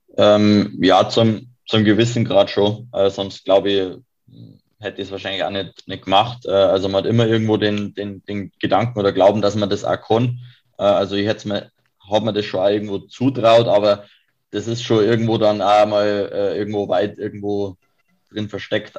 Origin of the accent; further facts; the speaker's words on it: Kiefersfelden, Bavaria, Germany; ich komme aus Kiefersfelden